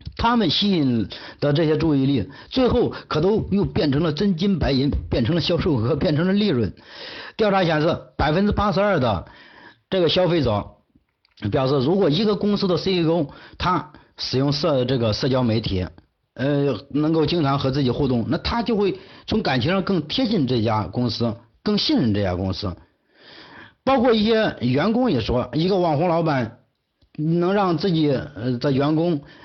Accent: China; 我们中国人

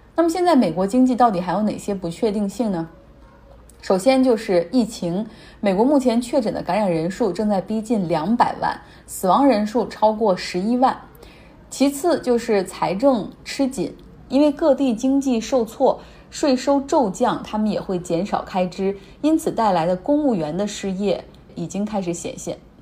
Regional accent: Harbin, Heilongjiang, China; 就像我老家，就黑龙江、哈尔滨

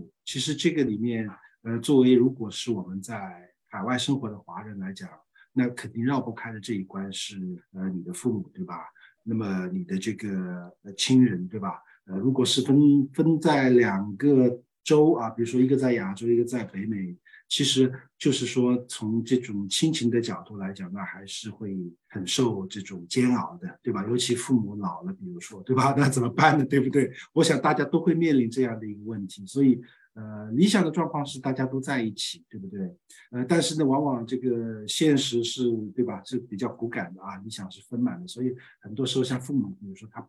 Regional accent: Singapore; 新加坡我最大的一个感受，因为我是新加坡人，可能有些 bias 啊，这个拿了新加坡护照

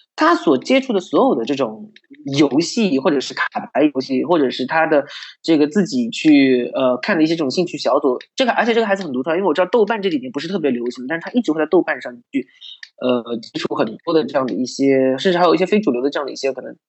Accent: Suzhou, Jiangsu, China; 我是苏州人，我，在苏州生活这么多年

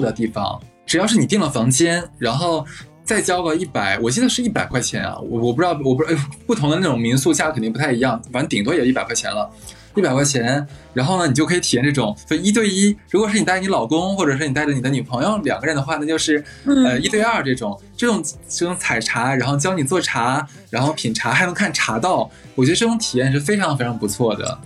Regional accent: Harbin, Heilongjiang, China; 我的家乡，就是举个例子吧，像哈尔滨

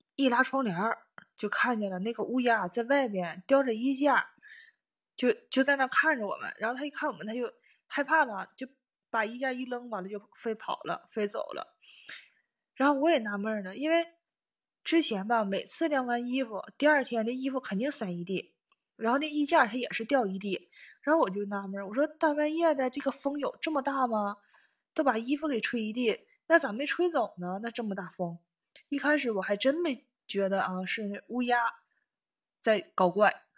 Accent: Northeast China, China; moved away as an adult; now in Tokyo, Japan; 反正我们家是那块儿，我是东北的

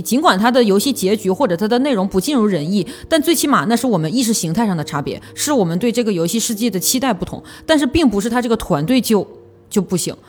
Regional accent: Northeast China, China; 我是一个东北人

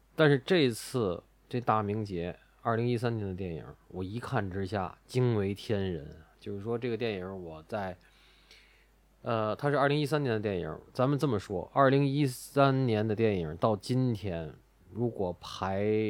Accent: Tianjin, China; 我们三个主播都是天津的，家也在天津

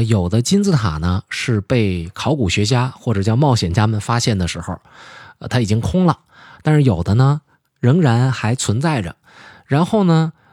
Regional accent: China; 我们中国人

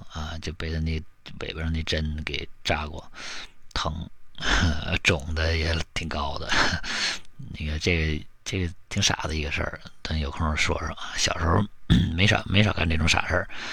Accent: Northeast China, China; 你像我们东北这边呢， 本地产的蜜就是椴树蜜特别多

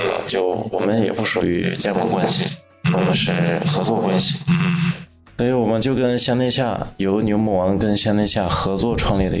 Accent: Inner Mongolia, China; moved away as an adult; now in Las Vegas, United States; 呃，我是内蒙古人，我是九四年生。我住在拉斯维加斯久一点，

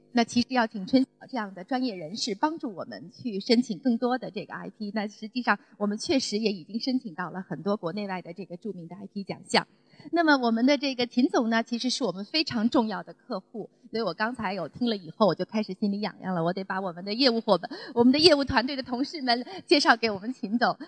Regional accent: China; 我们中国人

